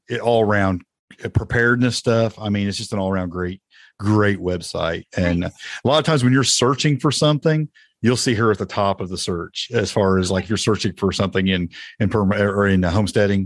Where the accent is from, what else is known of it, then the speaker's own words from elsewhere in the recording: United States; accent: Indiana/Tennessee twang; also born or lived in Indiana / Tennessee; my Indiana/Tennessee twang